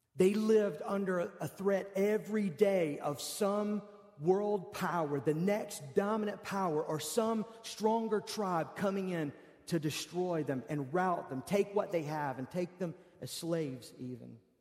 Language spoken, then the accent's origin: English; United States; I'm an American